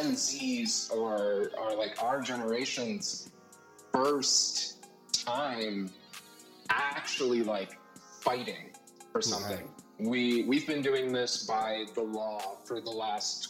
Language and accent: English; Ohio, United States; moved away as an adult; now in New York City, United States; I grew up in Ohio. I've been in Ohio all my life